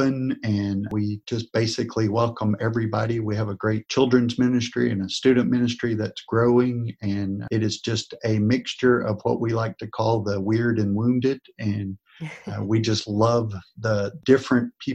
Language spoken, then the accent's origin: English; North Texas, United States; moved away as an adult; now in Corpus Christi, United States; I grew up in North Texas near you, and I moved down to Corpus Christi, Texas about 25 years ago.